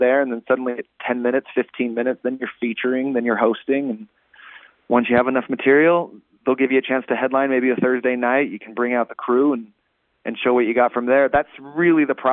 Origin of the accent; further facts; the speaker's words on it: Utah, United States; Utah, which is my home state